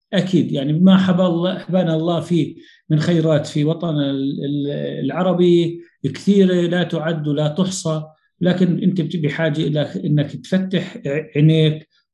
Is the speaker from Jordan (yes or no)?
yes; Jordan; عندنا بالأردن